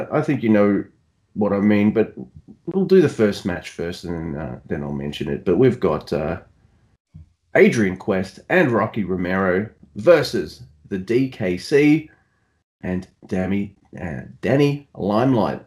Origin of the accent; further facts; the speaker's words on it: Australia; accent: Australian; my southern accent, my Australian accent, my exaggerated down under accent